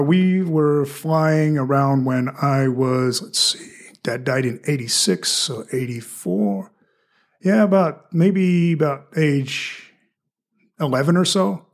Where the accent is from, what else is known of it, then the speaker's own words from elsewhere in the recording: Victoria, Australia; accent: mixture of Australian and American; also born or lived in United States; now in Fort Wayne, United States; I was born and raised in an American household, but I was in Australia, I was at a mixture of both accents